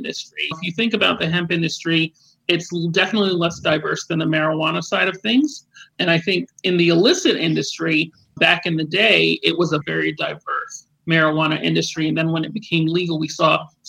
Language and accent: English; Florida, United States; also born or lived in New York; I'm a straight Floridian. I went to high school here. I left for college, came back, finished up college here.